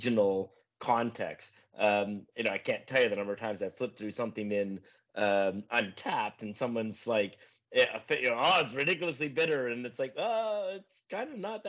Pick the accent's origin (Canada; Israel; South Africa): Canada; I'm from Canada